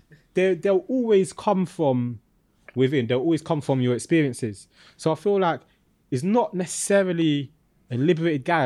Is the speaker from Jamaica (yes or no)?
no; London, United Kingdom; I'm from East London